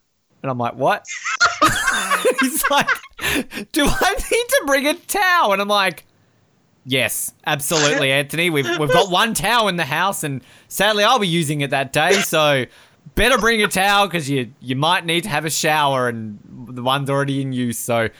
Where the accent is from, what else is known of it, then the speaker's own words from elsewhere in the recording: Australia; I'm Australian.